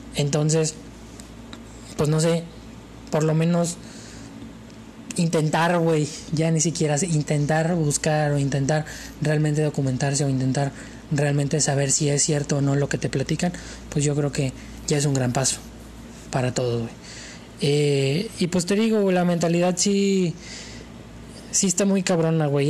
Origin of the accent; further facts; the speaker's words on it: Mexico; yo soy mexicano